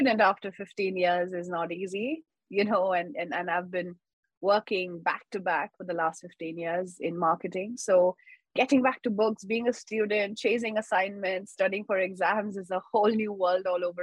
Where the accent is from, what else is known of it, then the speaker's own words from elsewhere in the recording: Mumbai, Maharashtra, India; I've been born and brought up in Mumbai, India. So all of my school, college, undergrad was very much in Mumbai.